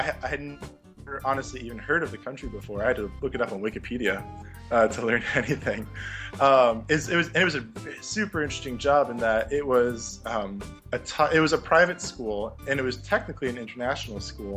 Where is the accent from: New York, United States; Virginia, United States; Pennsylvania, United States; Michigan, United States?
New York, United States; about an hour north of New York City, United States; moved away as an adult; also born or lived in Colorado / Oman; I grew up right outside of New York City, about an hour north of New York City